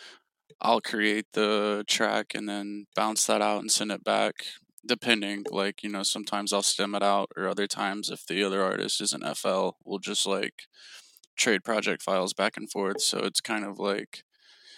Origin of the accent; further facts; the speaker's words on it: Knoxville, Tennessee, United States; moved away as an adult; now in Atlanta, United States; I'm originally actually from Knoxville, Tennessee.